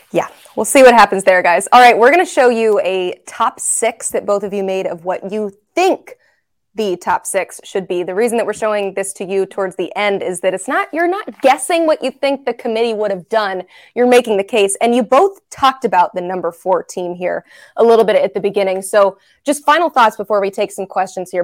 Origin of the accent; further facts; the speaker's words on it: Knoxville, Tennessee, United States; I'm born and raised in Knoxville, Tennessee